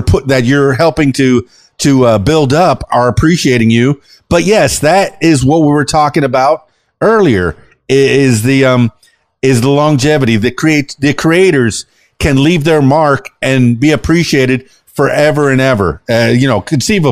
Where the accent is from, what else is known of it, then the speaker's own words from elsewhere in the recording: Miami, Florida, United States; I was born in 69, in Miami, Florida.